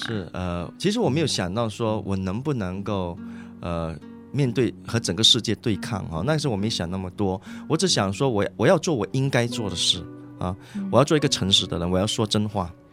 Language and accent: Chinese; Malaysia; 我是马来西亚人